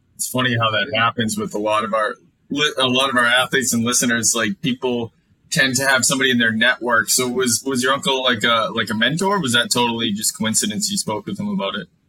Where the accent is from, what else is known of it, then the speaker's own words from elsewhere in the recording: Mansfield, Massachusetts, United States; I grew up in Mansfield, Massachusetts, went to Mansfield High